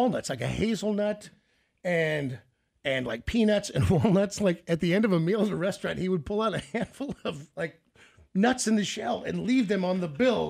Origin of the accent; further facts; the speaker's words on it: Kansas City, United States; also born or lived in Memphis, Tennessee; I got a chance to live with my grandma, and I jumped at it in Memphis, Tennessee. So I moved from Kansas City by myself and stayed